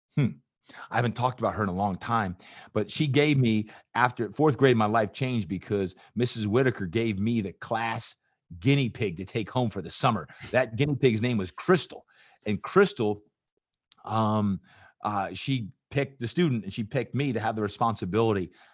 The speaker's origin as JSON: {"language": "English", "region": "New Jersey", "country": "United States", "tie": "born or raised there", "moved": "yes", "said": "I was growing up in Jersey"}